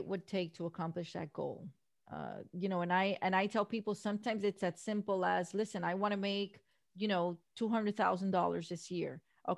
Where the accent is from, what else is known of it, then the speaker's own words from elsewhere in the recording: Miami, Florida, United States; Born and raised in Miami, we don't have mountains here.